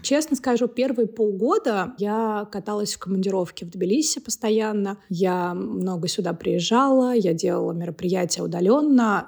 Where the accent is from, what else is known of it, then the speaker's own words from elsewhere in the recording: Moscow, Russia; first language Russian and Georgian; moved away as an adult; now in Tbilisi, Georgia; я, соответственно, родилась и выросла в Москве